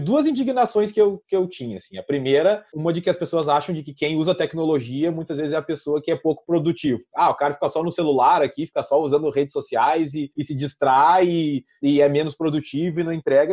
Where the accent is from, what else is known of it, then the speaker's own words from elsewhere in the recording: Vacaria, Rio Grande do Sul, Brazil; moved away as an adult; also born or lived in Curitiba; eu sou gaúcho, sou do interior do estado do Rio Grande do Sul